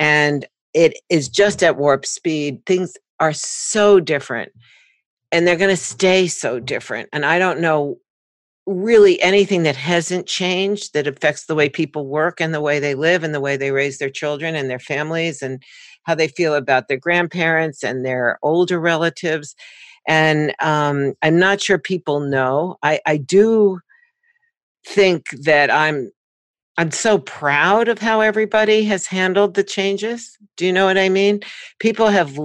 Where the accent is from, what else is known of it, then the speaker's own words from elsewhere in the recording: New York, United States; I was born and raised in New York